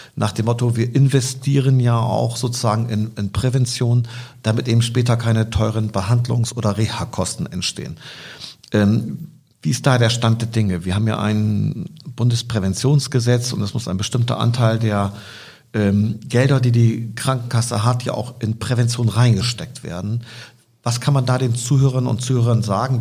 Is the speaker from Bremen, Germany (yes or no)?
yes; Bremen, Germany; ich komme aus Bremen Nord